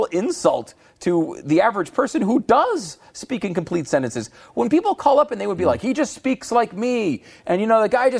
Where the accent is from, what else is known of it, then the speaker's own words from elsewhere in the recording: Connecticut, United States; also born or lived in New York; I was born in New York. I grew up in Connecticut.